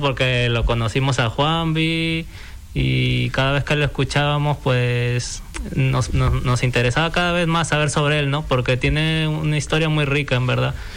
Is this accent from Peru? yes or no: yes; Peru; moved away as an adult; now in Fuerteventura, Spain; yo soy peruano y estudié diseño gráfico allá